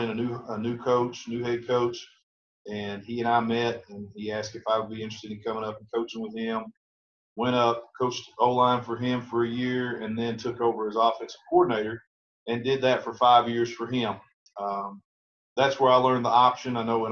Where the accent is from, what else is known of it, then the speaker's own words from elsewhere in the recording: Edmonson County, Kentucky, United States; also born or lived in Grayson County, Kentucky; I just needed to move on from my hometown